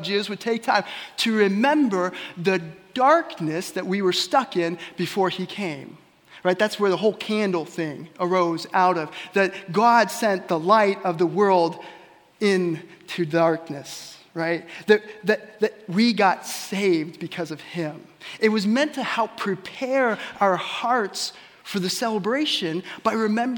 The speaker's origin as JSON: {"language": "English", "town": "Ellsworth", "region": "Kansas", "country": "United States", "tie": "born or raised there", "said": "my hometown of Ellsworth"}